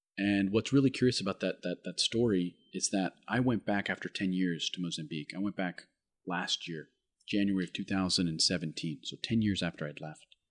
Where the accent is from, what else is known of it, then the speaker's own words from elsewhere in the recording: United States; my identity as an American